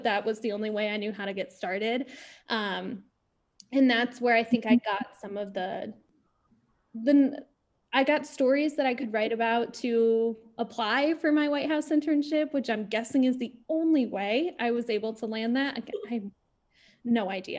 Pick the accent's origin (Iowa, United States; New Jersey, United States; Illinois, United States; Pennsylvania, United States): Illinois, United States; growing up in Illinois